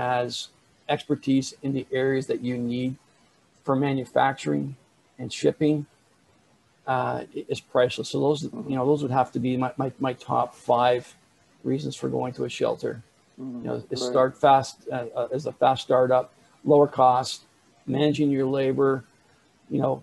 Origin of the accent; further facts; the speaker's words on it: Canada; I'm Canadian. I live here in Canada